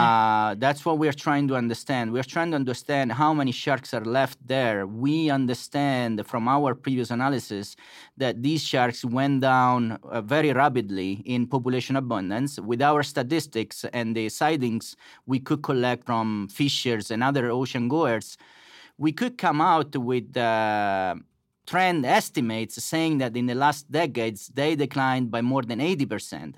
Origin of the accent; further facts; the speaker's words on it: Macerata, Marche, Italy; moved away as an adult; now in Blacksburg, United States; I grew up in Macerata, which is a small town in the center part of Italy